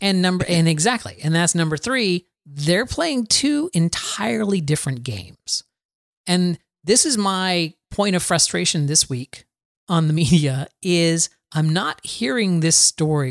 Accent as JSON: {"language": "English", "town": "Plant City", "region": "Florida", "country": "United States", "lives_now": "Valrico, United States", "said": "I'm actually from Plant City, Florida, which is only about ten minutes, uh, north"}